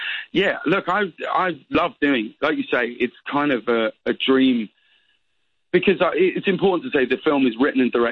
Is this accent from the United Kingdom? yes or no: yes; United Kingdom; I'm still British